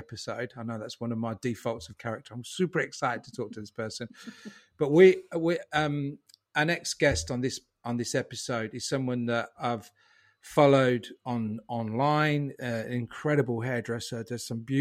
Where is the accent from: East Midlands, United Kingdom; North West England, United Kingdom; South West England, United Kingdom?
East Midlands, United Kingdom; Northampton; also born or lived in Raunds; I grew up in Northampton as well.